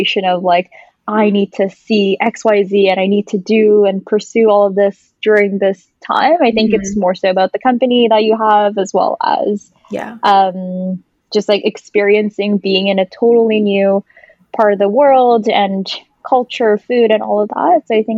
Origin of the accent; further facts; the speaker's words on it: Vancouver, British Columbia, Canada; moved away as an adult; growing up in Vancouver all my life